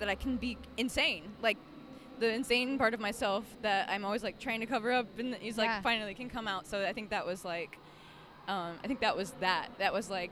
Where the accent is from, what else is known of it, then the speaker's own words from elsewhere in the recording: South Florida, United States; moved away; I grew up in South Florida